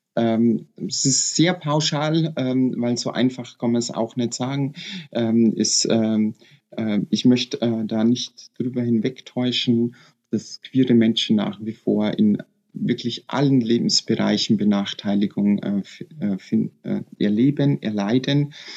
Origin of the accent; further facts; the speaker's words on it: Bavarian Forest, Germany; ich bin in Badischen Wald geboren und aufgewachsen